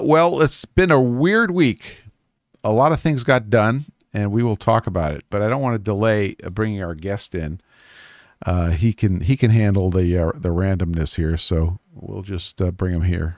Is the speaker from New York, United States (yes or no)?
yes; New York City, New York, United States; in Coney Island, Brooklyn, which, by the way, is my hometown. I am from Coney Island, Brooklyn.